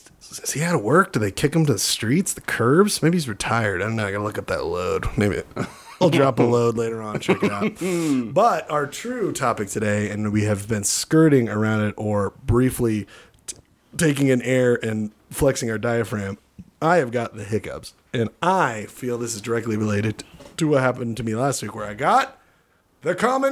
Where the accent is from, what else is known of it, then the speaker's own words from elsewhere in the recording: Australia; I'm Australian